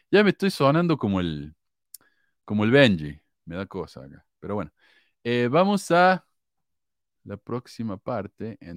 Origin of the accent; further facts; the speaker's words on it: Mexico; Aquí en mi país ha habido negros desde la dominación española. Y recientemente el gobierno del presidente este inepto y tonto que tenemos, López Obrador, ha permitido la entrada de negros de Haití